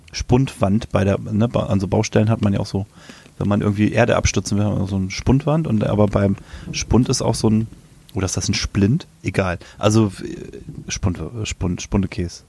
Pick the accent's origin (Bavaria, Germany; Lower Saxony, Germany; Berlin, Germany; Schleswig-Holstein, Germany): Lower Saxony, Germany; Ich komme aus Niedersachsen